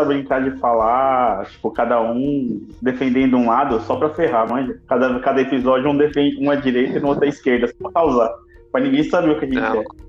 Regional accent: São Paulo, Brazil; paulista, atualmente morando no interior de São Paulo, mas prestes a voltar para capital

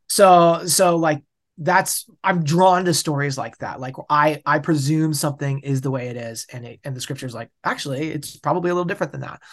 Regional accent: Bellingham, Washington, United States; also born or lived in Boulder; I'm from Bellingham, Washington, which is, like, as far upper left of the United States as you can basically get

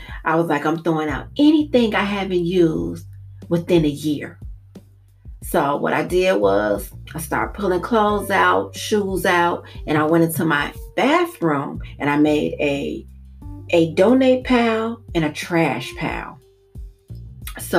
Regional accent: Maywood, Illinois, United States; I'm from Maywood

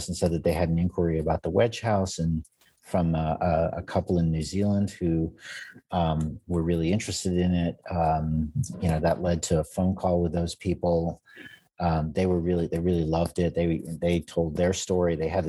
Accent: United States; And, you know, I'm an American architect.

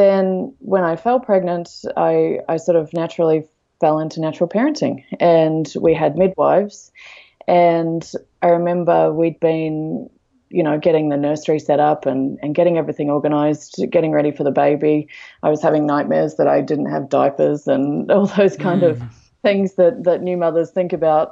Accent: Australia; moved away as an adult; also born or lived in London, United Kingdom; now in Canada; I'm originally from Australia

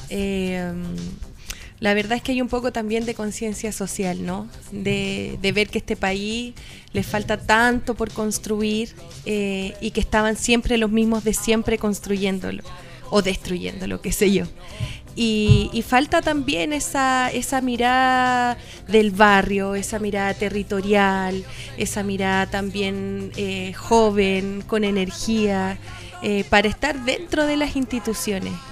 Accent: Villa Alemana, Valparaíso, Chile; uno que es nacido y criado en Villa Alemana, eh, no hay otra ciudad como esta.

